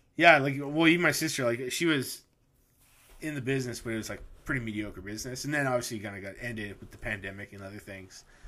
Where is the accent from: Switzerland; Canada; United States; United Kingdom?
Canada; we're Canadian